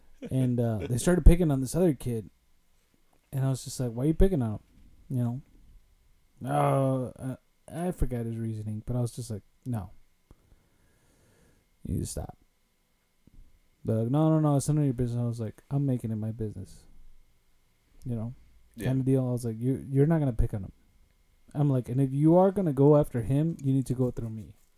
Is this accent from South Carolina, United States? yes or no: no; Summit Argo, Illinois, United States; growing up in Summit Argo, there was definitely tougher kids and not so tougher kids.